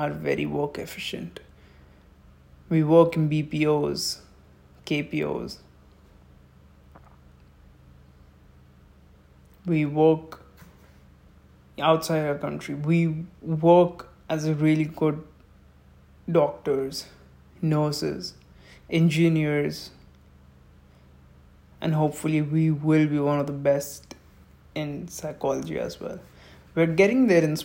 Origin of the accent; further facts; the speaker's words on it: India; I'm proud Indian.